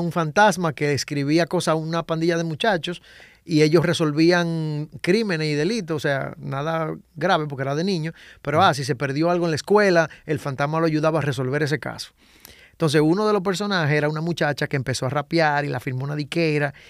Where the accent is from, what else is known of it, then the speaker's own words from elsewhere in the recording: Santo Domingo Este, Distrito Nacional, Dominican Republic; yo me crié en Invivienda, yo salí de Invivienda a los 27 años.